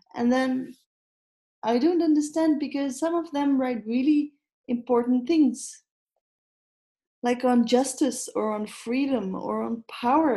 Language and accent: English; Netherlands; I am Dutch